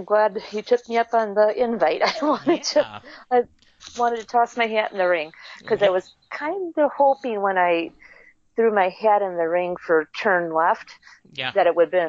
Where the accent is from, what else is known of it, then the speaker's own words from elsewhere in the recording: Wisconsin, United States; Well, I am from Central Wisconsin, a big Doctor Who fan, big science fiction, fantasy fan.